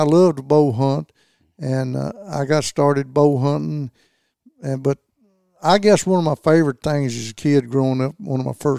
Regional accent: Kentucky, United States; I was born and raised in Land Between the Lakes, and most everybody over there, you had a place to hunt.

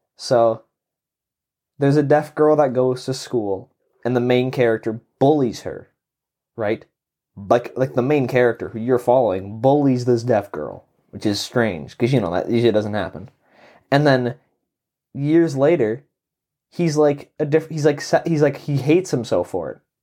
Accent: Canada; I grew up in Canada

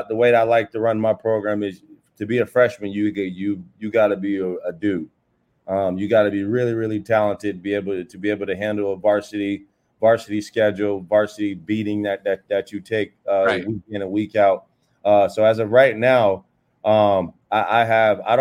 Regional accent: Warren, Ohio, United States; now in Wesley Chapel, United States; I grew up in Warren, Ohio

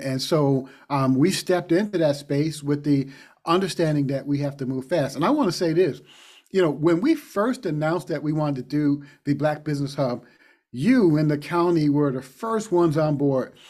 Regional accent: Yonkers, New York, United States; also born or lived in Harlem, New York; now in Madison, United States; I grew up in Yonkers, New York, but I spent a lot of time in Harlem

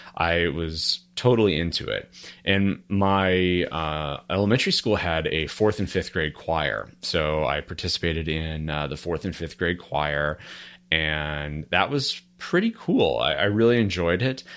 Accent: Murray, Kentucky, United States; moved away; also born or lived in Louisville, Kentucky; I was born in Murray, Kentucky

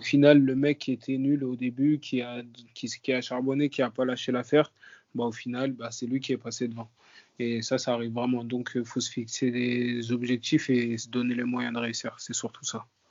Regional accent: Paris, Île-de-France, France; je viens de Paris, je viens du 19e arrondissement. j'ai grandi là-bas, j'ai passé toute ma vie là-bas.

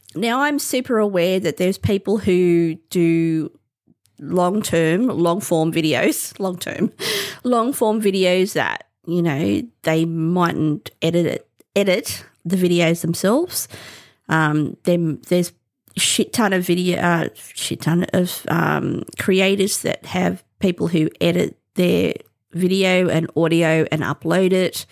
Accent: Australia; as an Australian

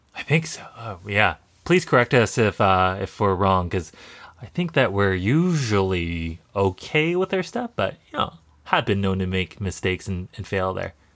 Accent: Canada; we're Canadian

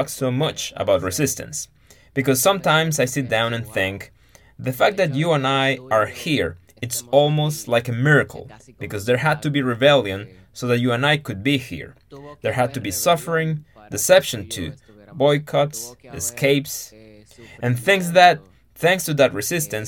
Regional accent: Villa Mella, Distrito Nacional, Dominican Republic; I come from Villa Mella. I am 22 years old, Dominican Republic to the world.

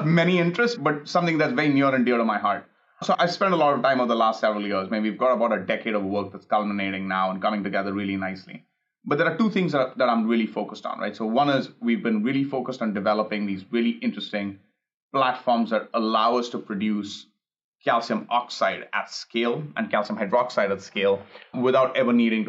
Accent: India; now in Los Angeles, United States; I grew up in India

